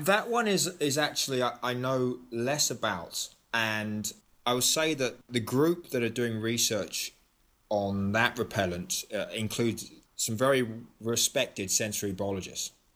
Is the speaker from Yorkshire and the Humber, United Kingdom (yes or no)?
no; London, United Kingdom; moved away as an adult; also born or lived in Athens, Greece / St Andrews, Scotland; now in United States; I grew up in London, but I also spent, uh, close to seven years living in Athens, Greece